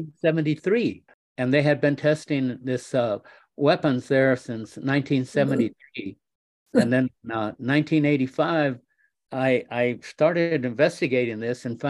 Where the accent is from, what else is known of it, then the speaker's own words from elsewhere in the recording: Socorro, New Mexico, United States; moved away; I had been away for a long time from my hometown. When I came back to Socorro in 1985